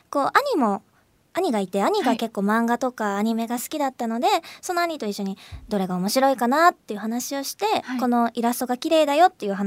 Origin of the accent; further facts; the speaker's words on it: Osaka, Japan; 私は1993年8月5日生まれの21歳で大阪府の出身です